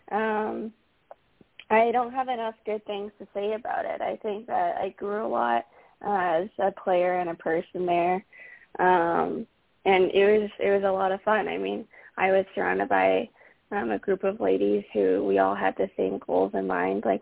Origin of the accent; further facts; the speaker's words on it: Calgary, Alberta, Canada; I'm from Calgary, Alberta. So really close to Banff